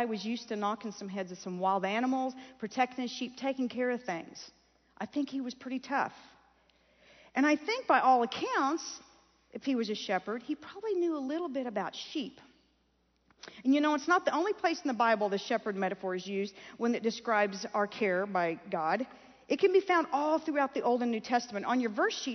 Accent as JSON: {"language": "English", "region": "Kansas", "country": "United States", "tie": "born or raised there", "said": "growing up in Kansas on a little farm"}